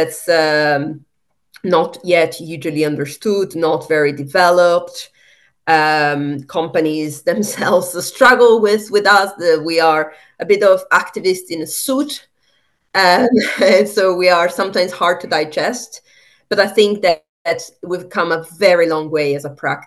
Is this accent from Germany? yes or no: no; Italy; moved away; also born or lived in Ecuador; I'm from Italy